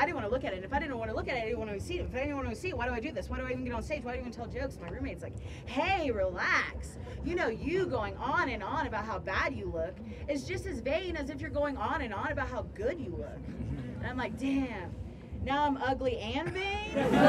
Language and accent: English; Ohio, United States; Actually, I'm from Ohio. If you look at a map, there's nothing west about it, but nobody believes me when I tell them that I'm Middle Eastern. I grew up with lesbian parents in Ohio.